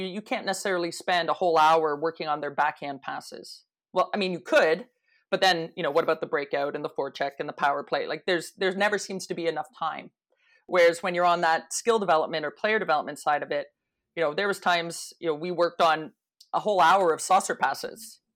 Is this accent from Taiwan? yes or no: no; Toronto, Ontario, Canada; growing up in Toronto